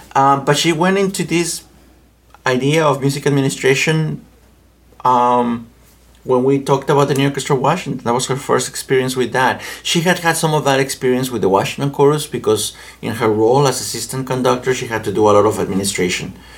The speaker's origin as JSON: {"language": "English", "country": "Mexico", "also_born_or_lived": "Winchester, Virginia", "second_language": "English", "moved": "as an adult", "lives_now": "United States", "said": "I am from Mexico"}